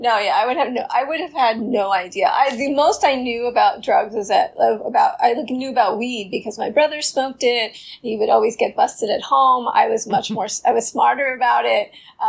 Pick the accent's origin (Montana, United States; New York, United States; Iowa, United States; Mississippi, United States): New York, United States; New York City; I'm from Queens. My father was a New York City taxi driver. So, like, really, really New York.